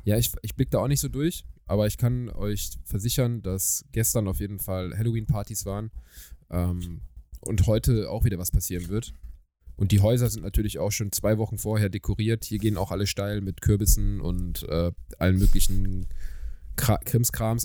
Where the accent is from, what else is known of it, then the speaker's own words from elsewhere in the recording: Germany; ich bin aus Deutschland.